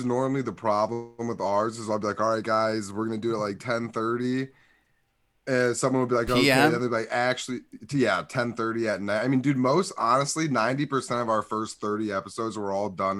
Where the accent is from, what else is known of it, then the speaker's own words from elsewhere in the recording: Midwest, United States; we're from the Midwest.